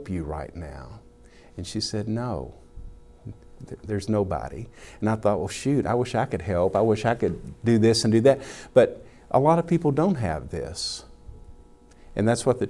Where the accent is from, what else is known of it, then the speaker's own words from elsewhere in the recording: the South, United States; Growing up in the South has affected me, you know, to be a Southern gentleman